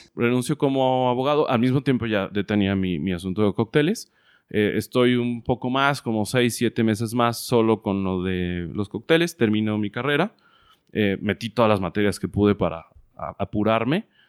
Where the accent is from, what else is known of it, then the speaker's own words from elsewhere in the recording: Guadalajara, Jalisco, Mexico; moved away as an adult; also born or lived in Playa del Carmen, Quintana Roo; nací en Guadalajara, Jalisco en el 83